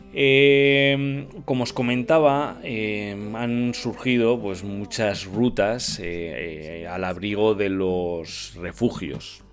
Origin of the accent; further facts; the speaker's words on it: Navarre, Spain; yo como Navarro